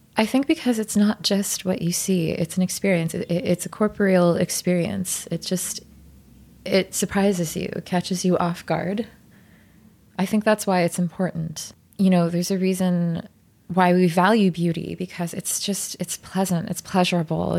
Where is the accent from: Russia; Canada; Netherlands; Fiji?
Canada; Ottawa, Ontario; moved away; I'm from Ottawa